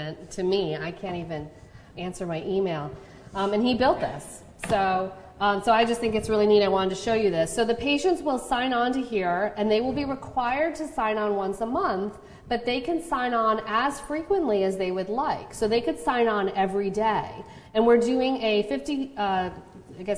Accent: Chicago, Illinois, United States; now in Charlottesville, United States; Where I grew up in Chicago

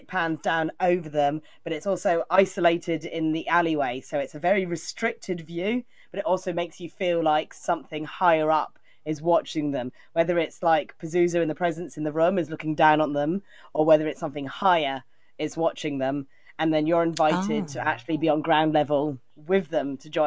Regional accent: West Country, South West England, United Kingdom; I'm from England

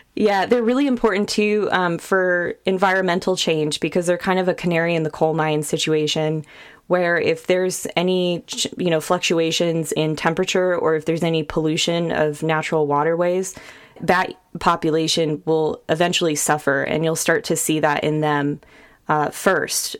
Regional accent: Sacramento, California, United States; moved away as an adult; also born or lived in Bay Area, California; now in Austin, United States; we grew up in Sacramento, but we moved to the Bay Area

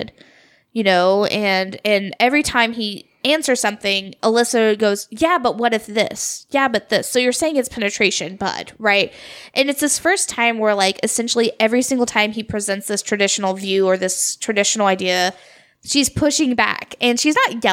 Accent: Southern Missouri, United States; as a Pentecostal growing up in, you know, Southern Missouri

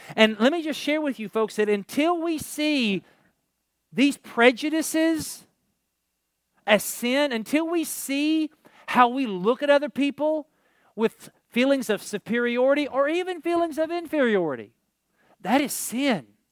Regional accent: Kentucky, United States; not that I'm from Kentucky

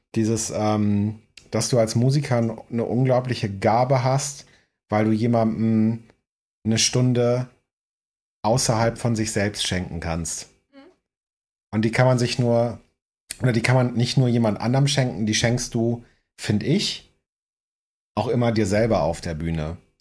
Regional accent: Northern Germany, Germany; moved away; als Norddeutscher hier

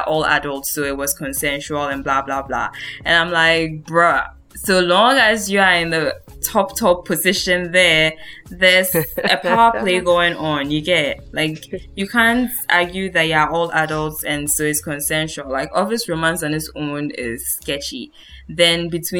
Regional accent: Ghana; now in Europe; as a Ghanaian who naturalized and lives in Europe now

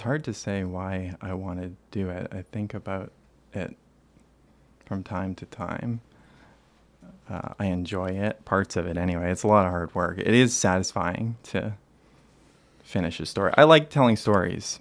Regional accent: Toronto, Ontario, Canada; I'm from Toronto. I was raised here

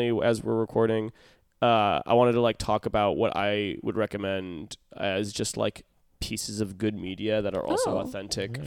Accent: Midwest, United States; moved away; also born or lived in Texas; I came from the Midwest where the town I was in was just

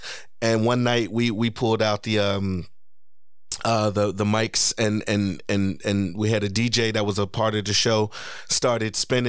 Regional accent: Dublin, Leinster, Ireland; And I would say I'm from the west side of Dublin.

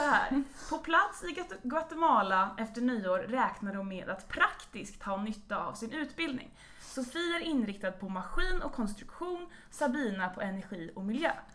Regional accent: Stockholm, Stockholm County, Sweden; moved away; jag var hemma i Stockholm

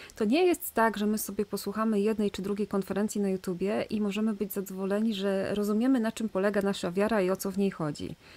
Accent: Silesian Voivodeship, Poland; ja jestem ze Śląska, na Śląsku obchodzi się urodziny

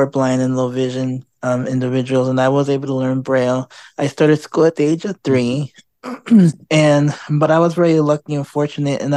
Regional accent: Chicago, Illinois, United States; now in Houston, United States; I'm originally from Chicago

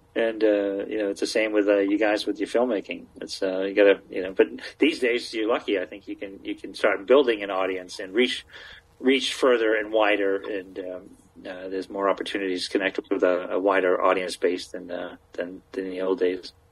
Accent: Maine, United States; moved away; also born or lived in Massachusetts; I grew up in Maine

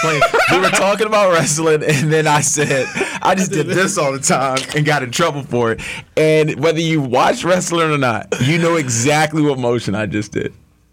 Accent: Maryland, United States; I'm from... You know, Maryland.

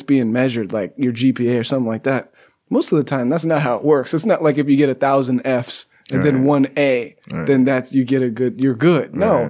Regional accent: Pasadena, California, United States; moved away; I'm from Southern California, Pasadena.

